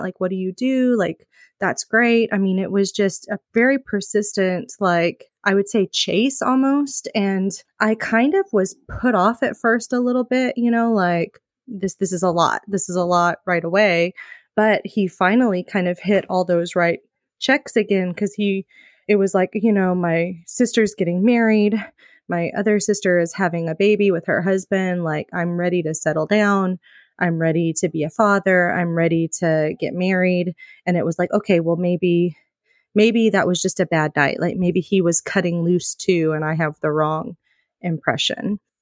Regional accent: Midwest, United States; moved away as an adult; now in California, United States; I'm originally from the Midwest

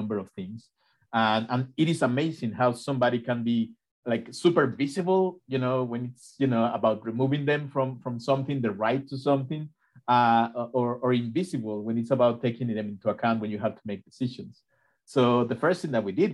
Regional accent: Mexico; now in Ithaca, United States; I am from Mexico, and I grew up in a place where you could never do what Rebecca did here in the US.

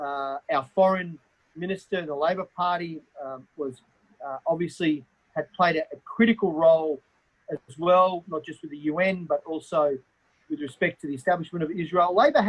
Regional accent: Australia; I'm an Australian member of parliament.

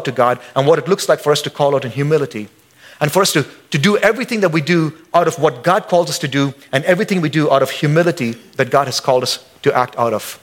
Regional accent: India; now in Boise, United States; I'm an American citizen, but I'm still an Indian. I still got my head nod, and I still got my accent

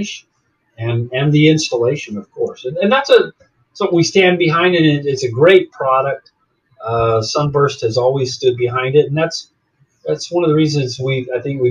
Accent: Arizona, United States; moved away as an adult; also born or lived in Jacksonville, Florida; now in Florida, United States; I'm originally from Arizona

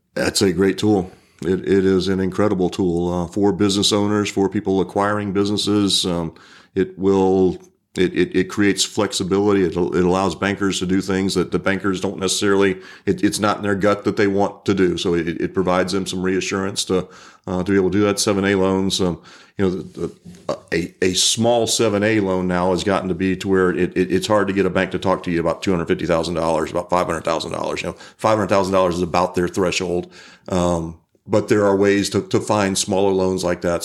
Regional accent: Pensacola, Florida, United States; I grew up in Pensacola

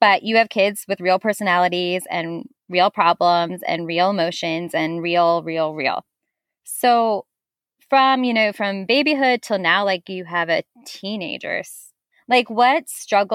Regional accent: New Jersey, United States; I'm from New Jersey.

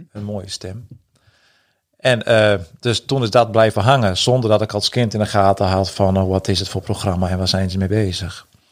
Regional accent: Friesland, Netherlands; in dit stuk van Friesland, ook waar ik ben opgegroeid

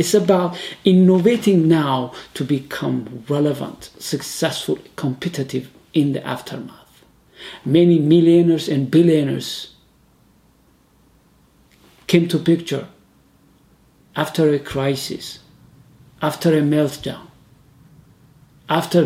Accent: Ethiopia; I'm from Ethiopia

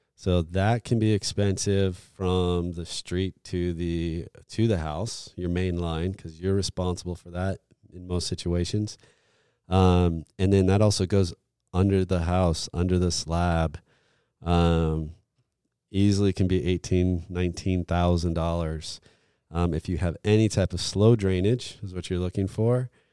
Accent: Florida, United States; I'm from Florida

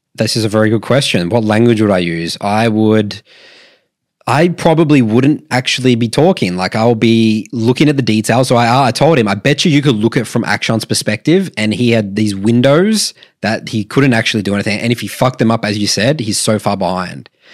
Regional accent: Australia; we're Australian

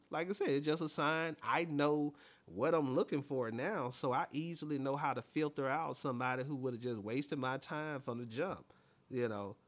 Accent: Alabama, United States; I'm from Alabama as well.

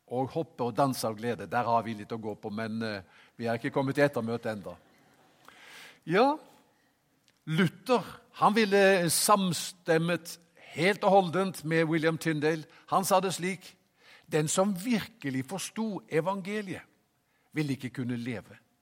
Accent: Haugesund, Rogaland, Norway; moved away; Jeg kom jo fra Haugesund

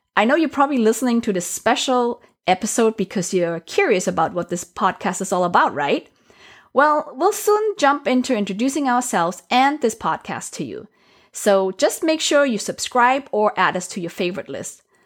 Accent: Germany; also born or lived in Asia; now in United States; I was born in Asia, raised in Europe, so Germany specifically

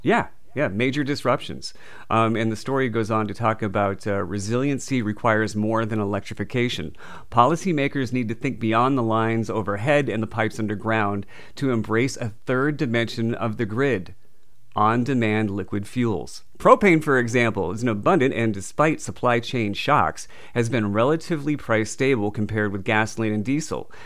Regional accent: New England, United States; now in Southern California, United States; I'm originally from New England

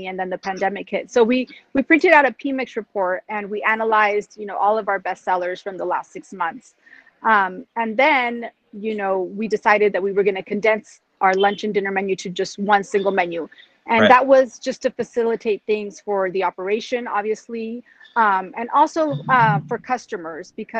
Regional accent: United States; this is where I grew up in the United States

